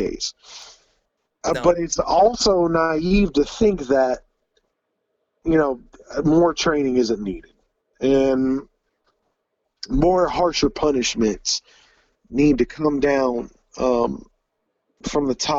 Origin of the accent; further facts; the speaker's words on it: Troy, Ohio, United States; also born or lived in Pickwell, Ohio / New Bremen, Ohio; I grew up in Troy, Ohio, but I live in Pickwell, Ohio